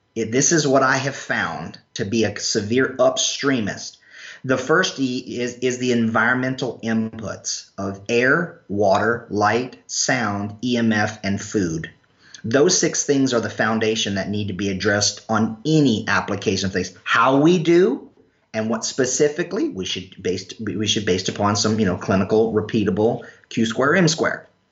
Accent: North Carolina, United States; also born or lived in Irish (ancestry); now in Florida, United States; I'm from North Carolina

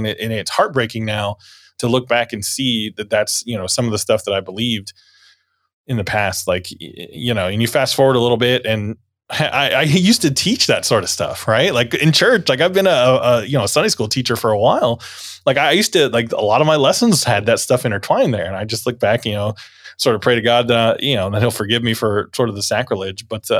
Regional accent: Middleburg, United States; other churches that I grew up in here in Middleburg

